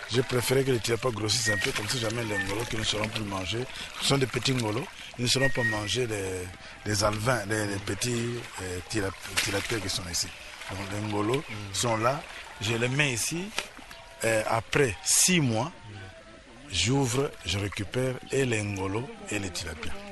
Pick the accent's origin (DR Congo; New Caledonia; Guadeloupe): DR Congo; Leverville, Kwilu; born there; moi je suis né à Leverville, à Losanga, où euh, on vivait la production de l'huile de palme. À ce moment-là, vous savez, notre pays était le premier exportateur d'huile de palme.